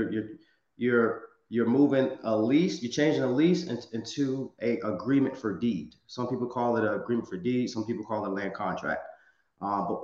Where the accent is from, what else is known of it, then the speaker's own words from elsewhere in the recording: Virginia, United States; now in Los Angeles, United States; one of my markets is my hometown in Virginia. I live in Los Angeles, California